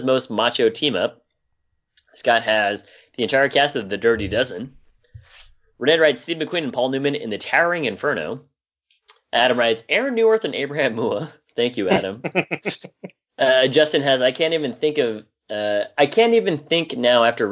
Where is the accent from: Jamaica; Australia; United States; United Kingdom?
Jamaica; I am Jamaican